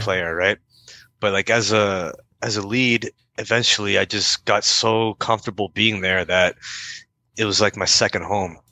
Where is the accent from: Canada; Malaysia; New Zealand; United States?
Canada; Windsor, Ontario; I'm from Windsor, Ontario, which borders D- Detroit, and uh, that's where I was born and raised.